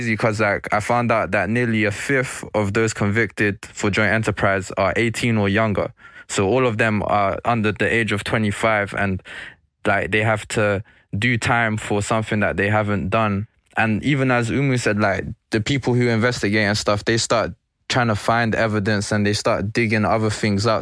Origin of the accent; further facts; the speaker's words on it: London, United Kingdom; I was born and raised in Stonebridge